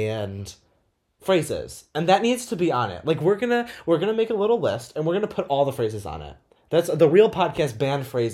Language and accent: English; New York, United States; We're from New York